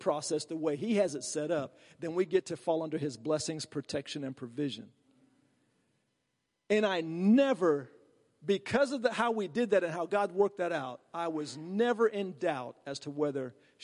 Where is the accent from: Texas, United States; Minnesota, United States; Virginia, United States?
Virginia, United States; I'm from Virginia